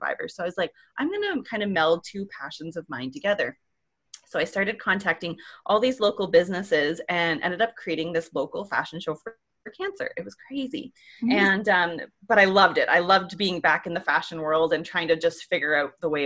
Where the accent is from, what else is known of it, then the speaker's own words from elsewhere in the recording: Ontario, Canada; moved away as an adult; also born or lived in Alberta; I'm originally from Ontario here in Canada.